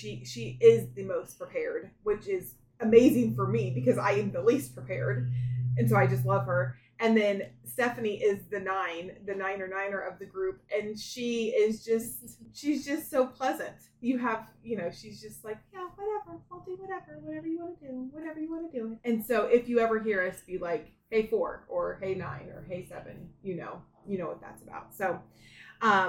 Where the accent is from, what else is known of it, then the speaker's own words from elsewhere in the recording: Florida, United States; I grew up in Florida